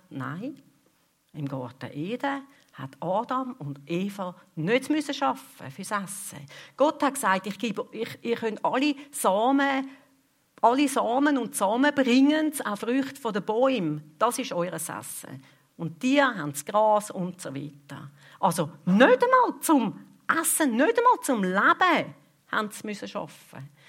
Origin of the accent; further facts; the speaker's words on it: Switzerland; bei uns in der Schweiz